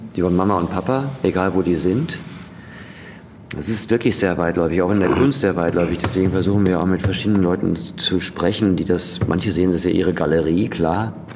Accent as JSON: {"language": "German", "town": "Dortmund", "region": "North Rhine-Westphalia", "country": "Germany", "also_born_or_lived": "Essen", "said": "Ich komme aus Dortmund."}